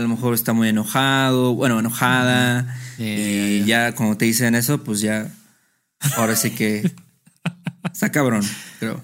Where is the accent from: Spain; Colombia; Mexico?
Mexico; nosotros somos de México